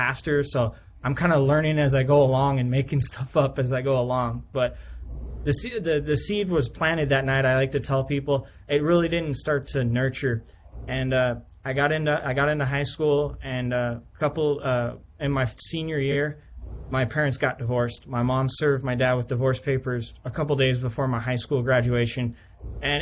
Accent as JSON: {"language": "English", "region": "Southern California", "country": "United States", "tie": "born or raised there", "also_born_or_lived": "St. Louis, Missouri / Frankenmuth, Michigan", "moved": "as an adult", "lives_now": "Hawthorn Woods, United States", "said": "So I'm originally from Southern California"}